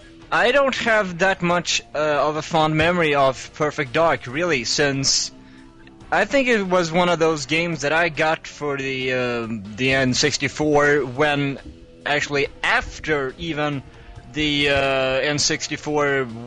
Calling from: Sweden; This is that one … from Sweden.

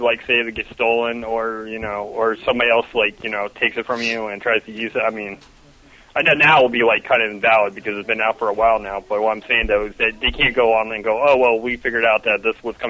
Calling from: Melbourne, Florida, United States; from Melbourne, Florida.

